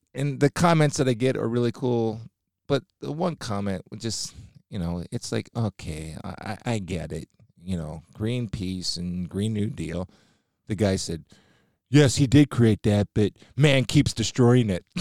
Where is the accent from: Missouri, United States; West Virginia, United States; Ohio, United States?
Ohio, United States; Massillon; also born or lived in Canton, Ohio; I'm from Stark County